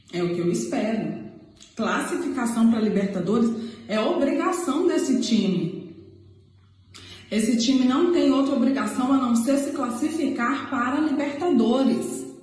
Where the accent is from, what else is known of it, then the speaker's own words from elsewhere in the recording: Acre, Brazil; Resumindo um pouco a minha história, sou acriana, nasci no Acre, moro no Acre e mas sou tricolor.